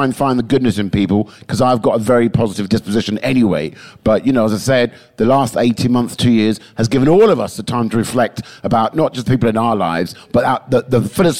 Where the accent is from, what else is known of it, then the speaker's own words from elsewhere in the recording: England, United Kingdom; because I spent too many years being so English